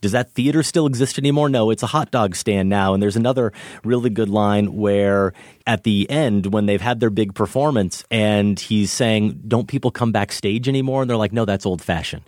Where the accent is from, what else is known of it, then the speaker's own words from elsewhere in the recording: Iowa, United States; middle of Iowa